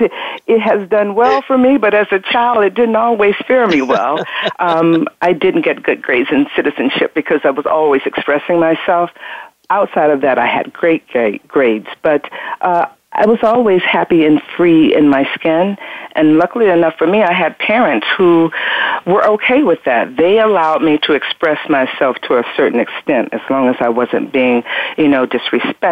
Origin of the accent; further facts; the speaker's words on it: Berkeley, California, United States; I hail from Berkeley, California. I had a wonderful, fantastic community, a village of people